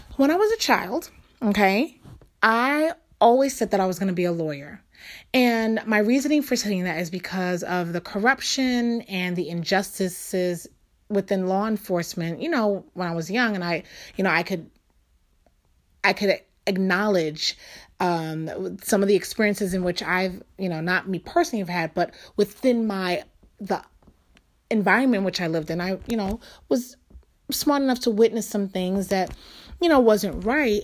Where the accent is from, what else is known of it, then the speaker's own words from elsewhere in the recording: New York City, New York, United States; I'm from New York. I was born and raised there